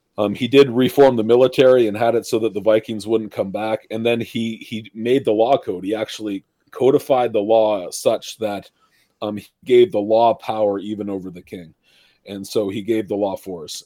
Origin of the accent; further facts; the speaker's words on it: Ontario, Canada; I grew up in Ontario, up here in Canada